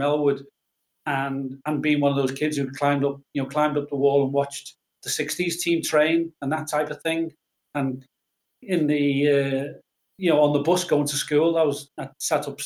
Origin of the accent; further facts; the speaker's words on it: Liverpool, North West England, United Kingdom; we moved from Everton to Cantrell Farm